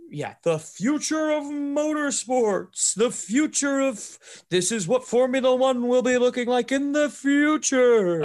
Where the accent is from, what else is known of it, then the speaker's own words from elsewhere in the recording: United States; as an American to do kind of what's ingrained in me culturally